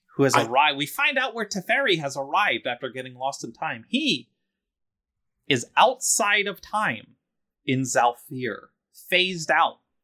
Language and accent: English; Philadelphia, Pennsylvania, United States; I'm from Philadelphia